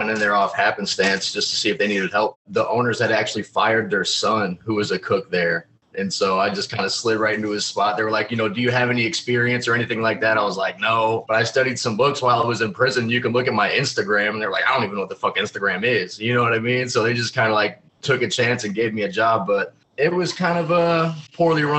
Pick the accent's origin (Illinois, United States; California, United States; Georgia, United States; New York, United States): Illinois, United States; Chicago; moved away as an adult; also born or lived in Indiana; now in Ohio, United States; from the Chicagoland area. I moved to Indiana when I was like 18